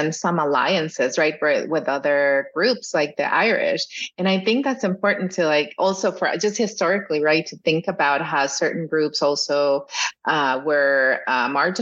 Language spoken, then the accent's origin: English; Matamoros, Tamaulipas, Mexico; I grew up in Matamoros, Tamaulipas